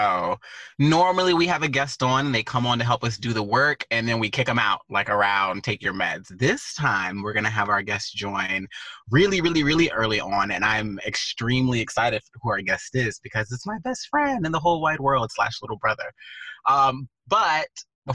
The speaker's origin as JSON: {"language": "English", "region": "Texas", "country": "United States", "tie": "born or raised there", "said": "growing up in Texas"}